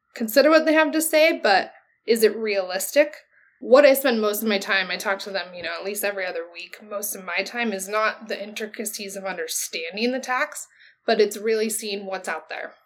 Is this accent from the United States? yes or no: yes; Oregon, United States; moved away as an adult; also born or lived in California; I came from Oregon. I went to a school in California